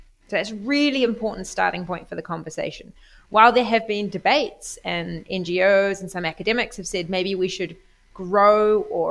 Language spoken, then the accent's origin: English; New Zealand; moved away as an adult; also born or lived in Oxford, United Kingdom; now in Bologna, Italy; I come from New Zealand. I became particularly interested as a New Zealander